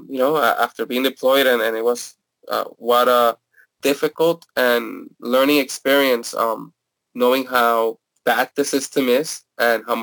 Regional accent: Puerto Rico; moved away as an adult; now in Philadelphia, United States; And I am originally from Puerto Rico. I moved to Philadelphia in 2004 when I was 21

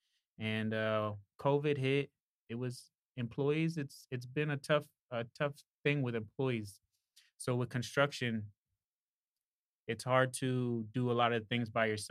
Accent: Easton, Pennsylvania, United States; I'm born and raised in Easton

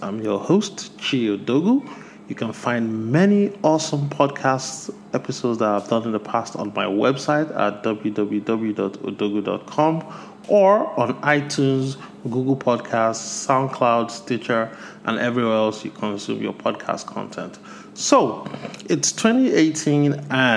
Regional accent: Nigeria; my home country of Nigeria

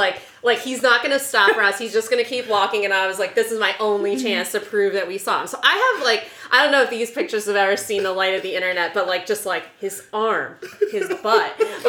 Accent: York, Pennsylvania, United States; we were talking about how we're from York, Pennsylvania.

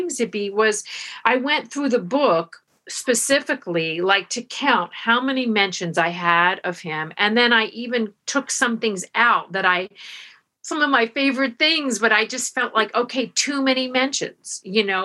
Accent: Florida, United States; I grew up in Florida

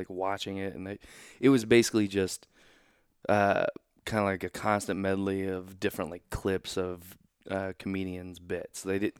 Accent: Oklahoma, United States; born there; also born or lived in Kansas City; When we moved to Kansas City, I was born in Oklahoma.

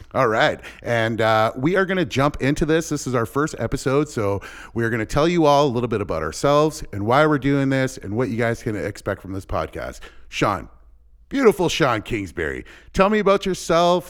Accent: LaSalle, Ontario, Canada; also born or lived in Windsor, Ontario; I was born and raised here in Windsor, uh, in LaSalle, actually

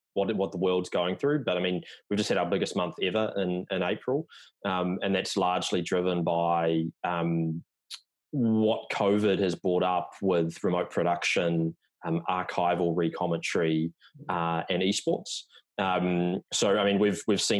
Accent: New Zealand; now in New York City, United States; you can tell by the accent that I'm not American, even though I live in New York now. So originally from New Zealand

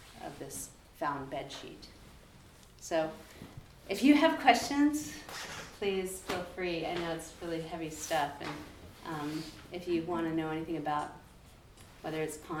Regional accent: Nome, Alaska, United States; I grew up in Nome

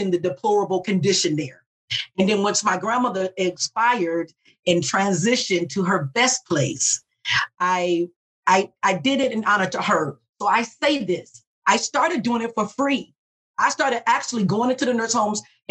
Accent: Detroit, Michigan, United States; I'm from Detroit. My mother worked at the plant

